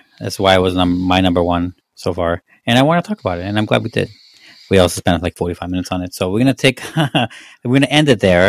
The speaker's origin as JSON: {"language": "English", "country": "Mexico", "moved": "yes", "said": "I don't get a lot of guff for being Mexican."}